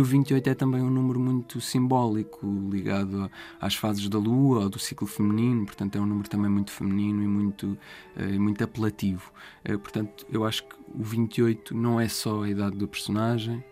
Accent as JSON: {"language": "Portuguese", "town": "Sertã", "region": "Centro", "country": "Portugal", "tie": "born or raised there", "moved": "as an adult", "lives_now": "Lisbon, Portugal", "said": "foi onde eu cresci, eu cresci na, na, na Sertã"}